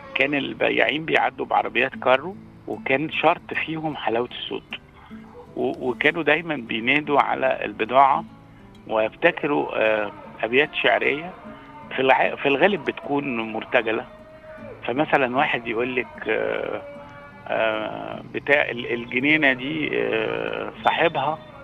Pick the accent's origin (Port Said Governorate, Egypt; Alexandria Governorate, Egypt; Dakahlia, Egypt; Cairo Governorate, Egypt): Cairo Governorate, Egypt; Helwan; أنا كنت من مواليد ضاحية آه، هي ضاحية حلوان